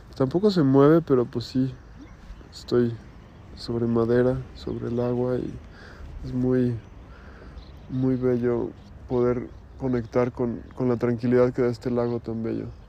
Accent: Mexico; en mi país que es México

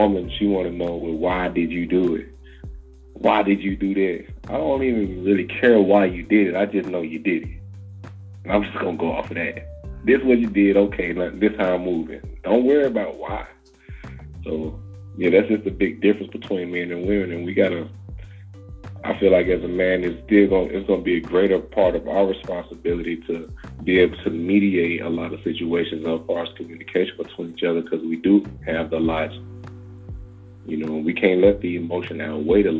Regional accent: Arkansas, United States; now in North Carolina, United States; I've been in the south all my life. I'm from Arkansas. Now I live in North Carolina.

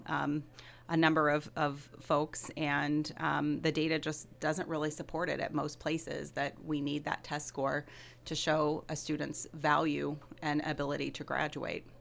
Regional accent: Decatur, Illinois, United States; moved away as an adult; also born or lived in Chicago; now in Monmouth, United States; I grew up in Decatur, so about two and a half hours from Monmouth. So it's great to be back in Illinois

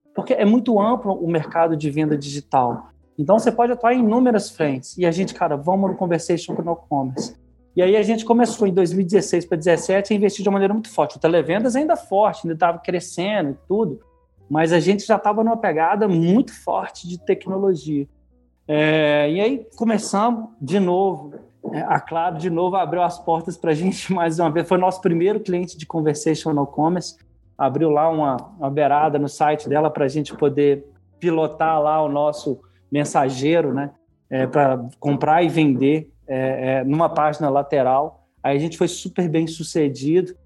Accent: Minas Gerais, Brazil; Meu pai é professor da UFMG, eu, ah, ah, sou mineiro, né? Ah, então, eu estudei na, na escola de primeiro grau, numa escola de primeiro grau pública, que ficava ali dentro da FMG

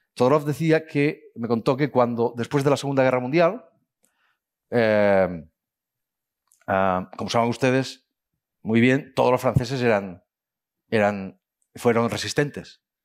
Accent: Spain; los españoles

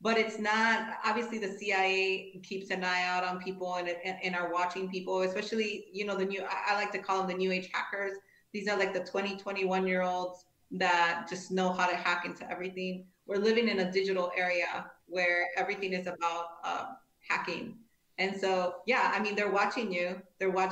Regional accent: Cicero, Illinois, United States; I grew up in Cicero, which is a very rough neighborhood in Chicago.

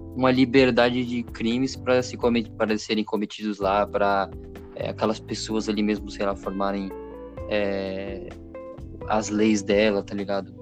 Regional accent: São Paulo, Brazil; Eu sou paulista aqui

